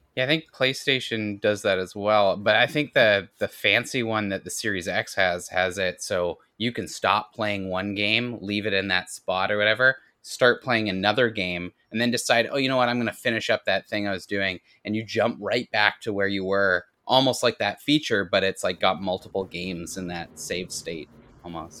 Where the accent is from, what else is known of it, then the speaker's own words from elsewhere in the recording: Canada; I'm Canadian